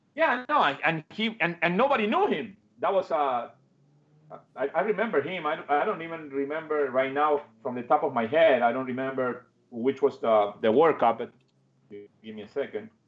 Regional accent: Argentina; English is a second language; moved away as an adult; also born or lived in Hoboken, New Jersey; now in United States; when I moved from Argentina

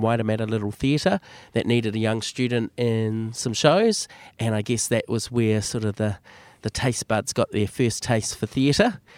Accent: Auckland, New Zealand; Born and bred in Auckland, grew up in most of my life in West Auckland

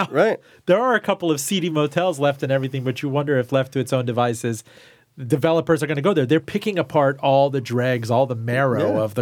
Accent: Iran; Yeah, you know, I came from Iran, and I told everybody that … was about my homeland

